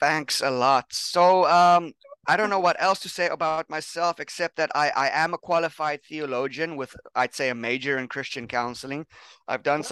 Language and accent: English; South Africa; also born or lived in Pennsylvania, United States; now in Thailand; I'm from South Africa. I'm working in Thailand now.